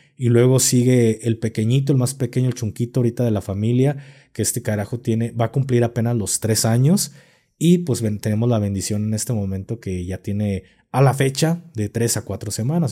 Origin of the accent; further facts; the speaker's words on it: Guadalajara, Jalisco, Mexico; aquí en Guadalajara somos muy creyentes